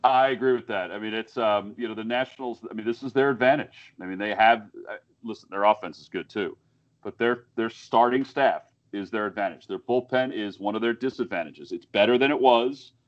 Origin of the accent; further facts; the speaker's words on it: New Jersey, United States; Then we moved to right. Central Jersey. So I grew up basically in a Yankee household